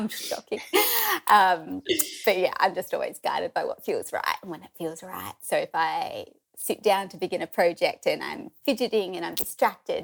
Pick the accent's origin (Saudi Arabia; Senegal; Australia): Australia; Forster, New South Wales; moved away as an adult; also born or lived in Sydney; now in Sawtell, Australia; I'm originally from Foster, a few hours south. So I grew up there